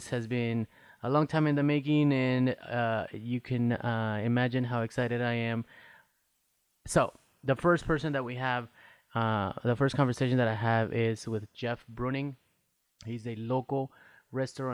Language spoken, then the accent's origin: English; Guatemala; now in Iowa, United States; I am an immigrant from Guatemala and I've been a resident of the beautiful state of Iowa since 1995.